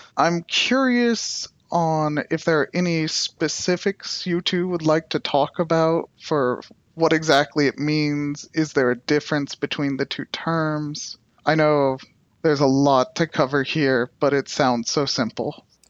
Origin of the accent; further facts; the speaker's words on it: United States; I'm from the United States